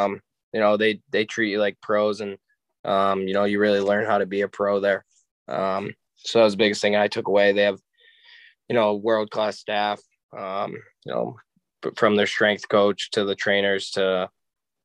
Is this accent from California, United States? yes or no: no; Strongsville, Ohio, United States; moved away; also born or lived in Michigan; growing up in Strongsville